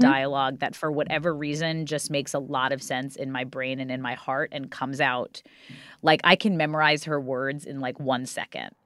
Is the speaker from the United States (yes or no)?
yes; New York City, New York, United States; also born or lived in Staten Island; from Ozone Park, Queens, which is where I grew up.